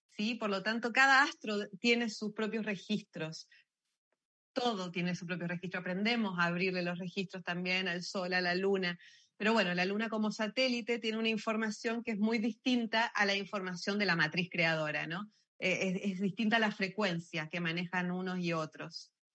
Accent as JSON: {"language": "Spanish", "country": "Argentina", "tie": "born or raised there", "moved": "yes", "lives_now": "Chile", "said": "Yo soy argentina, nacida y criada"}